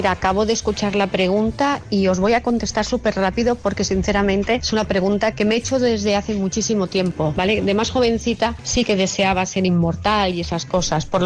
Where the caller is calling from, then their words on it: Barcelona, Catalonia, Spain; de Barcelona.